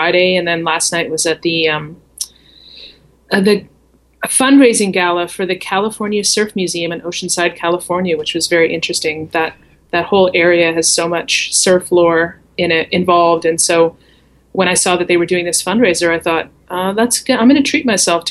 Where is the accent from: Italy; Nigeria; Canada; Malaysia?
Canada; accent: Canadian; also born or lived in Calgary; I was from Canada